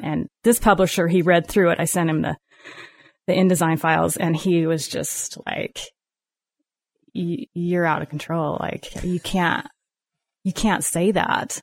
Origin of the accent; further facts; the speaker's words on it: Salt Lake City, Utah, United States; moved away as an adult; now in Gunlock, United States; I'm from Salt Lake